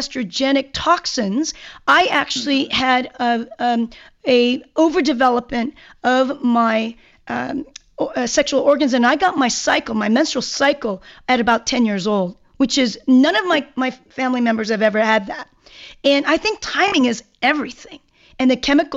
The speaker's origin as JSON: {"language": "English", "region": "Seoul", "country": "South Korea", "tie": "born or raised there", "moved": "yes", "said": "I'm from Korea, and I lived in the mountains in Seoul. And I was around 9 years old"}